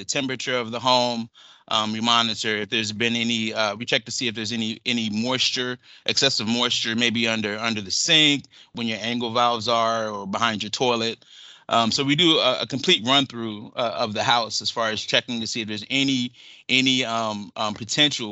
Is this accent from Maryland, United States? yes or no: yes; Zekiah Swamp, Southern Maryland, United States; I grew up on the Zakea Swamp in Southern Maryland.